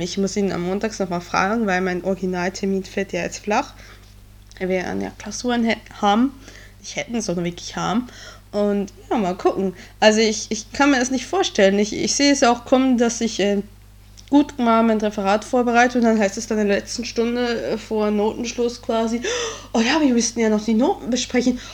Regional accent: Switzerland; now in Germany; ich bin Schweizerin im deutschen Abitur

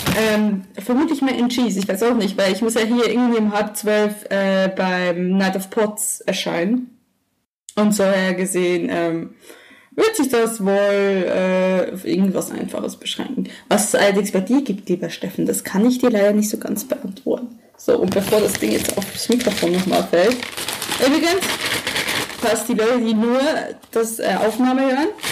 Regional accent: Emmental, Bern, Switzerland; moved away as an adult; also born or lived in Düsseldorf, Germany; now in Germany; Ich bin in einem Tal aufgewachsen, das ganze Emmental.

